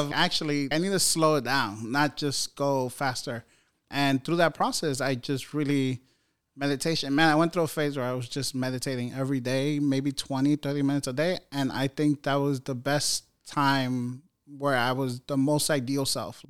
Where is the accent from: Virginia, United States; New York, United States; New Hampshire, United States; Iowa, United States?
New York, United States; New York City; I grew up in New York City housing projects